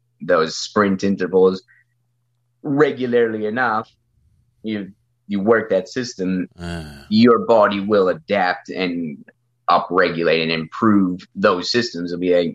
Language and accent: English; Thunder Bay, Ontario, Canada; born and raised in Thunder Bay